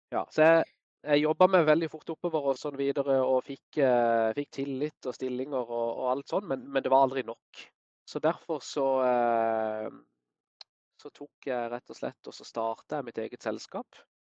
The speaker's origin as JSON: {"language": "Norwegian", "town": "Kristiansand", "region": "Agder", "country": "Norway", "said": "Jeg er opprinnelig fra Kristiansand. Bor og jobber her i dag."}